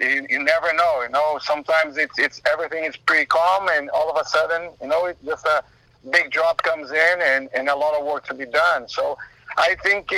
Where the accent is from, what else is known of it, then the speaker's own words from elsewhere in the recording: Brazil; now in Austin, United States; I'm from Brazil.